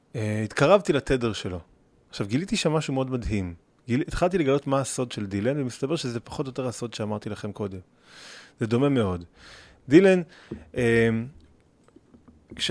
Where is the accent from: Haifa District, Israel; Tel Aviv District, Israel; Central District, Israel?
Central District, Israel; Gimzo; יש לי שם בית, שם גדלתי. אני טיפוס מקומי.